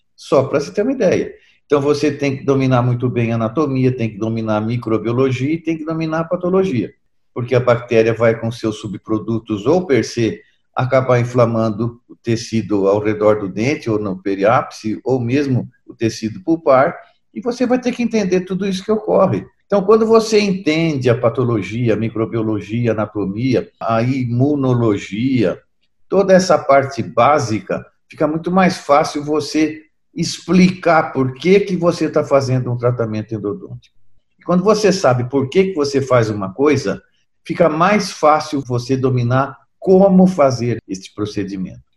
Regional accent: Brazil; eu sou brasileiro com descendência italiana

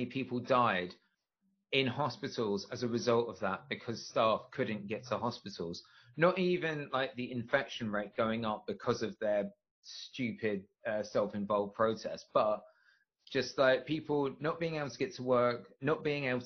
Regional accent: England, United Kingdom; We have guns in England

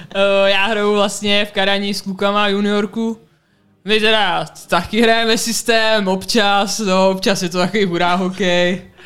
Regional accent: Czechia; moved away as an adult; also born or lived in United States; já jsem z České republiky

